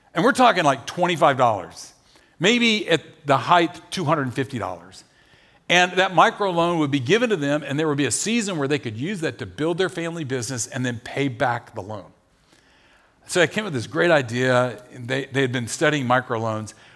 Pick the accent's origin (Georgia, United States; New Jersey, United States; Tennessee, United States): Tennessee, United States; Nashville; we're from Nashville.